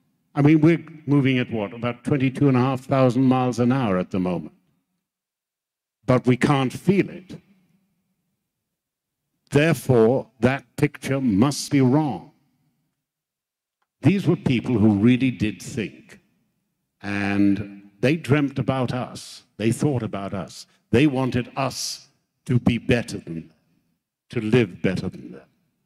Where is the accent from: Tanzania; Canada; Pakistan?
Tanzania; as a boy, I grew up in Africa and my father was a policeman and he came home one day and I could see he was very angry.